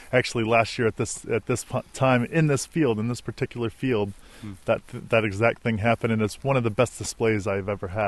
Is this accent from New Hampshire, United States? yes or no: no; Colorado, United States; moved away as an adult; also born or lived in Anchorage, Alaska; I'm from Colorado, and I went to school in Anchorage